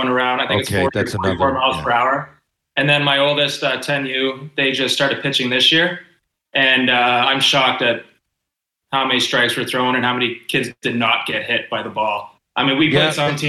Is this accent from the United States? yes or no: no; Sault Ste. Marie, Ontario, Canada; I grew up in Garden River First Nation, right outside Sault Ste. Marie.